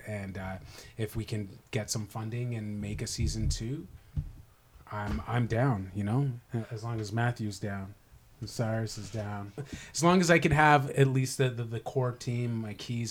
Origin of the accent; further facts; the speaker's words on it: Toronto, Ontario, Canada; now in Vancouver, Canada; It's my hometown